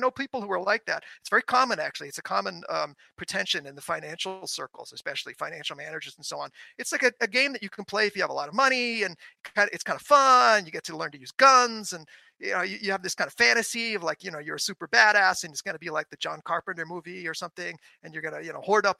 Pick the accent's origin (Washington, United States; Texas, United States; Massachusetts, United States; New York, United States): New York, United States; New York City; I grew up in New York City, where everyone is domesticated